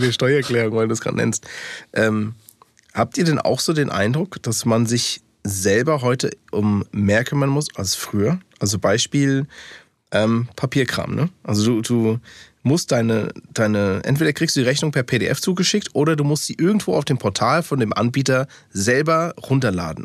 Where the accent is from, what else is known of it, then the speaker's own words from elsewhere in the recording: Taunus, Hesse, Germany; first language English; German is a second language; also born or lived in Frankfurt; tatsächlich bin ich in Frankfurt geboren, habe äh, aber nur die ersten, ich glaube, zwei, drei Jahre dann in Frankfurt gelebt. Und danach sind meine Eltern Richtung Taunus gezogen.